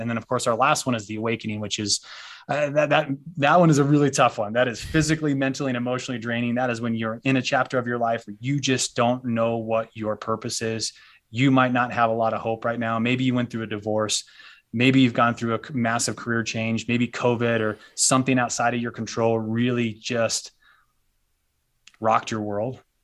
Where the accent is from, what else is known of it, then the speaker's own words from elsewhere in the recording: United States; we as a culture, as an American culture